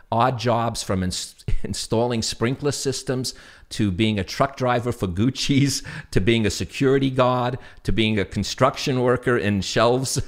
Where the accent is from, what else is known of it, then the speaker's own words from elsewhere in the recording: New York City, New York, United States; accent: New York; my New York accent